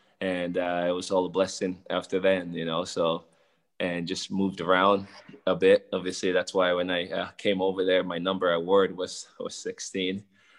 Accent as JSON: {"language": "English", "town": "Los Angeles", "region": "California", "country": "United States", "tie": "born or raised there", "also_born_or_lived": "Kenema, Sierra Leone", "said": "I come from a little 150,000 people town of Kenema in Sierra Leone, and moving to America, growing up in Los Angeles, you know, it's just ridiculous."}